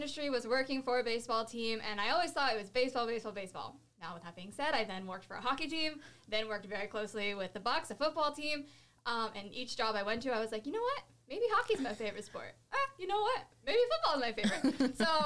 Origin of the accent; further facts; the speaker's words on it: Sarasota, Florida, United States; moved away as an adult; also born or lived in Tampa, Florida; I'm from Sarasota, Florida, originally.